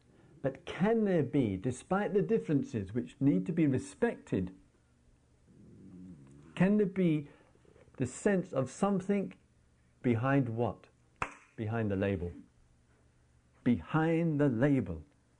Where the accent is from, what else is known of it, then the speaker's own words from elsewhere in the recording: England, United Kingdom; we carry the label, oh, I am English, and then we have to go through this pathetic, trivial little ritual of walking through immigration